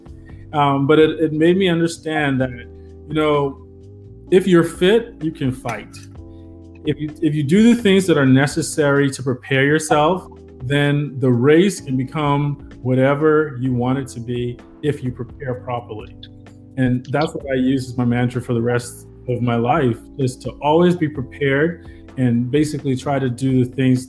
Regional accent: Nassau, New Providence, Bahamas; I'm from Nassau

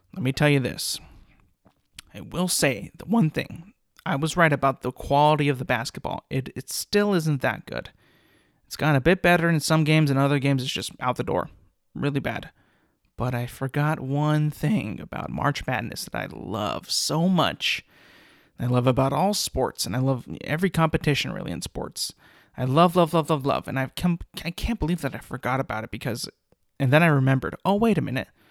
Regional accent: California, United States; I'm from California, and I went to Fresno State

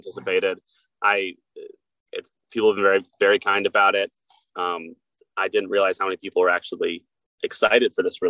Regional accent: Sarasota, Florida, United States; Levi and I grew up in Sarasota

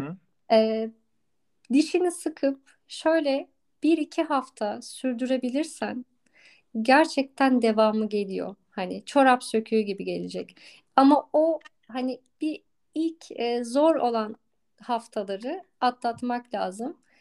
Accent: Istanbul, Turkey; moved away as an adult; also born or lived in Tekirdağ; ben doğma büyüme e, İstanbul'da e, yaşayan bir insandım.

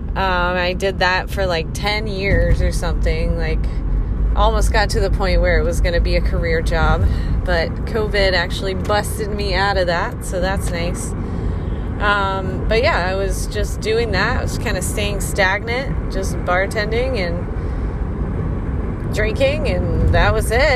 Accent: the South, United States; also born or lived in Florida; I grew up in the South

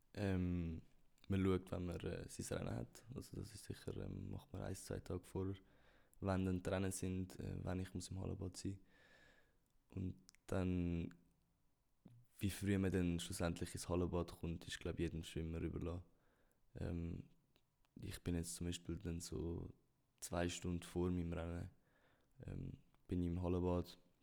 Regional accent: Switzerland; wir kleine Nationen, wir Schweizer

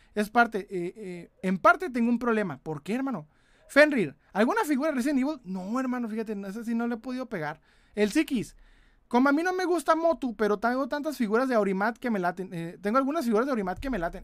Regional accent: Ciudad Juárez, Chihuahua, Mexico; De Ciudad Juárez, Chihuahua.

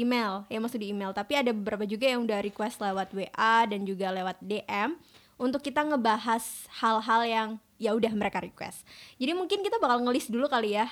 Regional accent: Malang, East Java, Indonesia

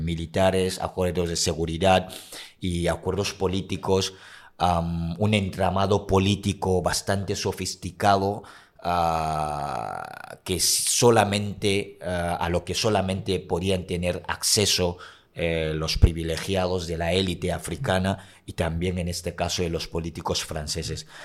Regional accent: Cameroon; moved away; Soy africano de origen camerunés

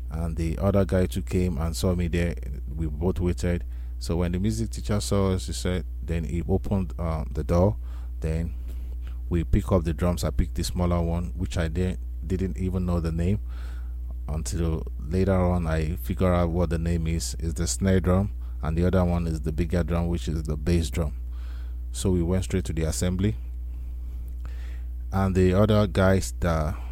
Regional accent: Nigeria; I am originally from Nigeria, likewise my parents too

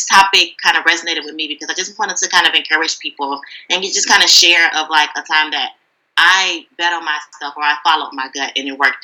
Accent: Detroit, Michigan, United States; now in Brooklyn, New York, United States; I'm originally from Detroit, but now I live in Brooklyn, New York

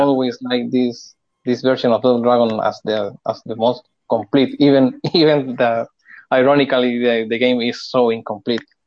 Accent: Chile; I am from Chile

